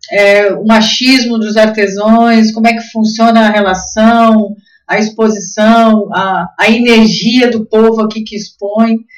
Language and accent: Portuguese; Blumenau, Santa Catarina, Brazil; Ah, somos de Blumenau, né?